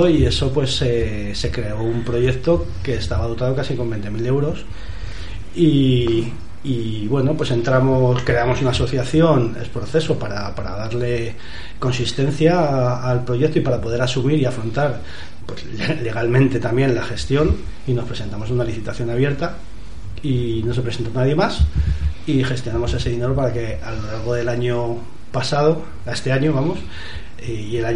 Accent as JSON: {"language": "Spanish", "town": "Madrid", "region": "Community of Madrid", "country": "Spain", "said": "Yo soy un vecino relativamente nuevo, vengo de Madrid, vine en el 2015"}